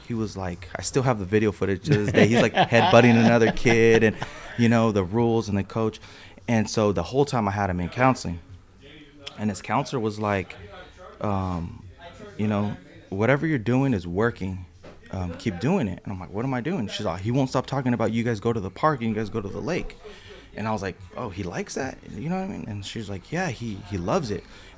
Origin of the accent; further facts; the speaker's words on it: San Jose, California, United States; the neighborhood that I'm from. That I grew up in was mostly skateboarding